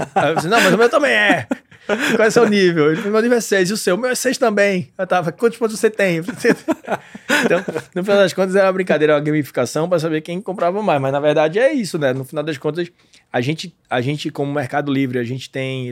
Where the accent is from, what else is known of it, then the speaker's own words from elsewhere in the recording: Pernambuco, Brazil; eu sou de Pernambuco